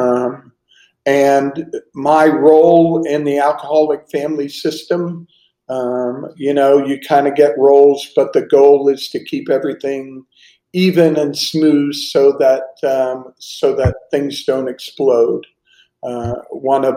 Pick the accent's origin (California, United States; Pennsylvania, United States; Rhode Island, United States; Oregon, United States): Pennsylvania, United States; Pittsburgh; now in Estero, United States; growing up in Pittsburgh